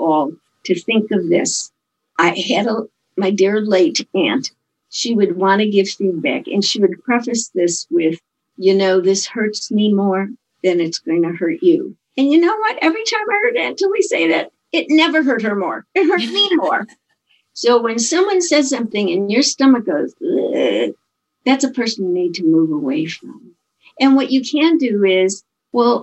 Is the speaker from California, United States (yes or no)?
no; Chicago, Illinois, United States; I'm from Chicago